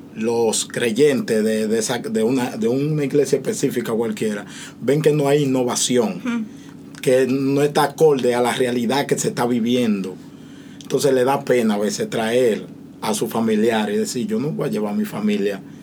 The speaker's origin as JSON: {"language": "Spanish", "country": "Dominican Republic", "said": "yo que soy dominicano"}